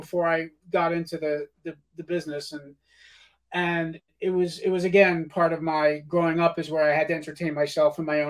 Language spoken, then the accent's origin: English; Yonkers, New York, United States; accent: Yonkers; even from when I had my terrible Yonkers accent in that freaking ….